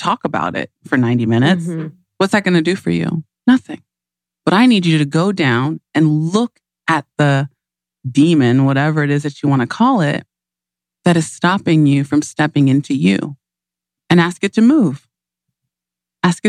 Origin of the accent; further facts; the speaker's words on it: Nigeria; I'm Nigerian